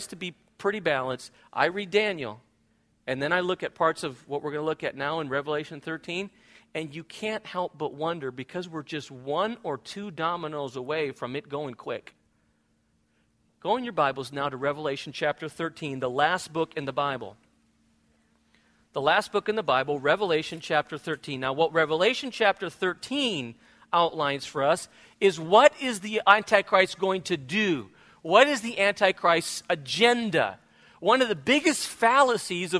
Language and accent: English; Spain; now in United States; when I grew up in Spain